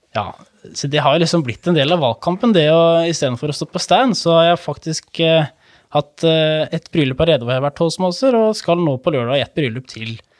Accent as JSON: {"language": "Norwegian", "town": "Hvaler", "region": "Østfold", "country": "Norway", "tie": "born or raised there", "moved": "as an adult", "lives_now": "Fredrikstad, Norway", "said": "Jeg er jo såkalt hvalgutt, som man sier"}